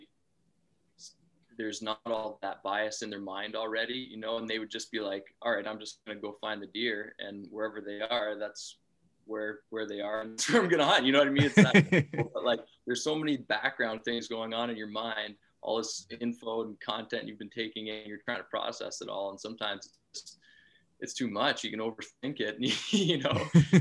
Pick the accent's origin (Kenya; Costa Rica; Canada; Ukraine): Canada; southwestern Ontario; I'm from Ontario, Canada, in the southwest portion of the province